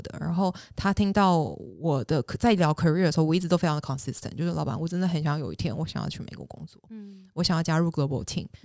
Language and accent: Chinese; Taiwan; moved away as an adult; also born or lived in Singapore; now in United States; 我是一个土生土长在亚洲长大的人